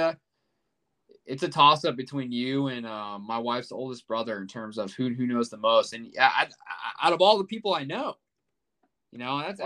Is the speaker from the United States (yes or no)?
yes; Kansas City, United States; also born or lived in Iowa; I grew up in Kansas City